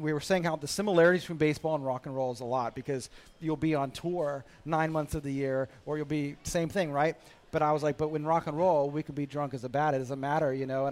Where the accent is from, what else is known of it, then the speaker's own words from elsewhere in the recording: United States; I'm an American. You know, we grew up with it.